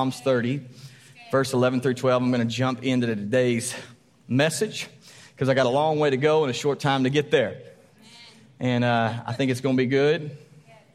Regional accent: Texas, United States; we're Texan.

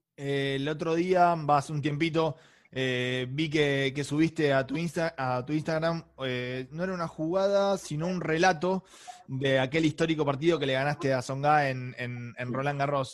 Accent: Castelar, Buenos Aires Province, Argentina; yo soy de, Morón, Castelar

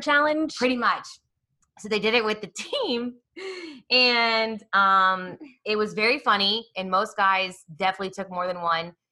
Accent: Kansas City, Missouri, United States; also born or lived in Atlanta; now in Dallas, United States; I was born in Atlanta and grew up in Kansas City

